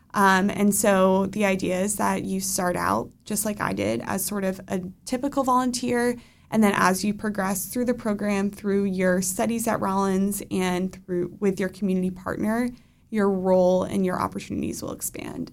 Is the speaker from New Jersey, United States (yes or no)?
yes; New Jersey, United States; moved away as an adult; also born or lived in Orlando, Florida; now in Winter Park, United States; I was born in the Orlando area, but I moved very shortly, uh, to New Jersey, where I spent most of my time growing up